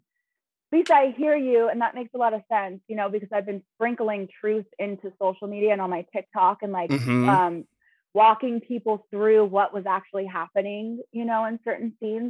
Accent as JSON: {"language": "English", "town": "Los Angeles", "region": "California", "country": "United States", "said": "I come from Los Angeles, Hollywood. I have been going to like 3-4 castings a day in the industry in Hollywood"}